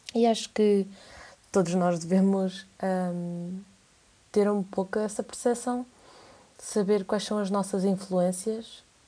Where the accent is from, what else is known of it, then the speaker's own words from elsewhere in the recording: Coimbra, Centro, Portugal; tenho 19 anos, sou de Coimbra